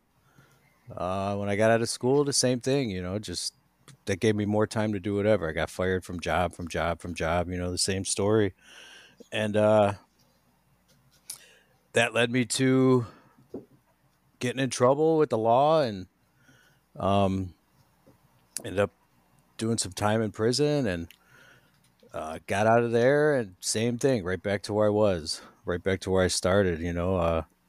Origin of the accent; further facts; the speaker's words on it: Garfield Heights, Ohio, United States; now in Lorain County, United States; I'm from Garfield Heights